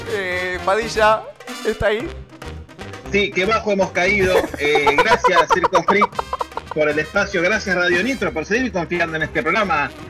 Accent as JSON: {"language": "Spanish", "town": "Mar del Plata", "region": "Buenos Aires Province", "country": "Argentina", "tie": "born there", "said": "Nací en Mar del Plata, soy tan argentino como la virome, el dulce de leche o la hiperinflación."}